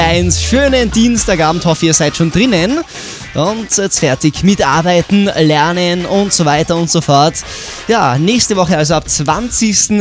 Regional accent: Tyrol, Austria; bei uns in Tirol

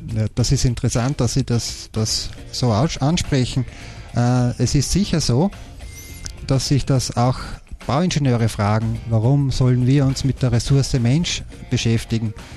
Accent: Graz, Styria, Austria; moved away as an adult; also born or lived in Leoben / Johannesburg / Essen; ich komme aus Graz

